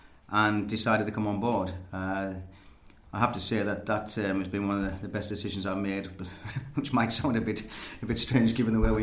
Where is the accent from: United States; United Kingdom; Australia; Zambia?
United Kingdom; the North East, North East England; I grew up in the North East